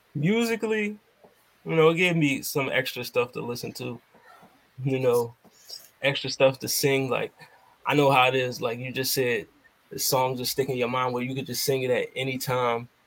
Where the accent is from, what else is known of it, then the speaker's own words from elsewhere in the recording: Philadelphia, Pennsylvania, United States; I'm from Philly